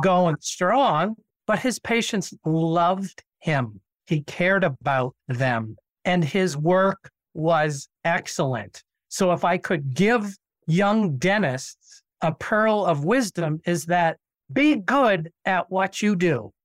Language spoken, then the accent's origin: English; Nashua, New Hampshire, United States; I went back and practiced in my hometown in Nashua, New Hampshire